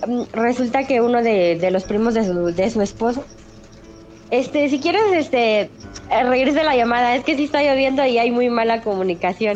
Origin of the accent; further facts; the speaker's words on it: Querétaro, Mexico; now in State of Mexico, Mexico; yo soy del, estado de Querétaro